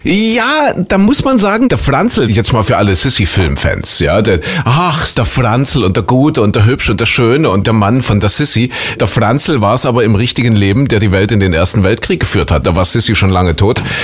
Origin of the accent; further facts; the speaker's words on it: Saxony, Germany; hier bei uns in Sachsen